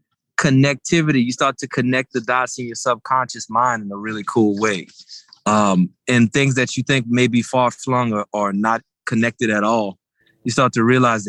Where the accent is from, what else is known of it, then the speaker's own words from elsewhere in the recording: the South, United States; I'm from the South. So mashed potatoes, just any soul food gathering, any cookout, you're going to have some great mashed potatoes happening.